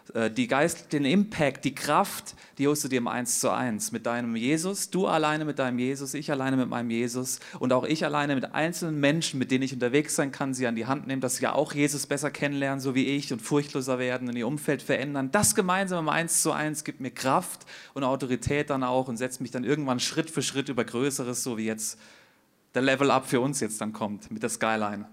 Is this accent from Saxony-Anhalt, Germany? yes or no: no; Hesse, Germany; moved away as an adult; now in Zurich, Switzerland; ich bin ja in Hesse geboren, bin ja hier so ein hessischer äh, ja, Typ halt